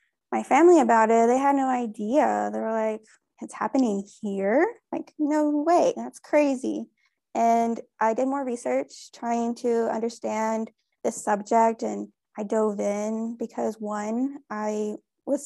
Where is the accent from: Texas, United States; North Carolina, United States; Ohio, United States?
Texas, United States; here in my home state of Texas